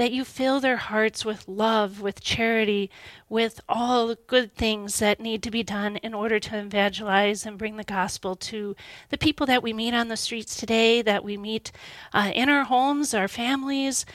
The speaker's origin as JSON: {"language": "English", "town": "Washington", "region": "District of Columbia", "country": "United States", "tie": "born or raised there", "moved": "yes", "said": "I grew up in the Washington, D.C. area"}